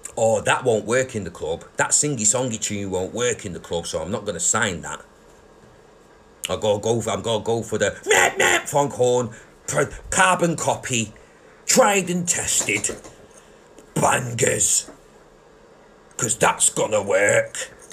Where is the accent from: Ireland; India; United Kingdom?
United Kingdom; Manchester, North West England; We're from Manchester.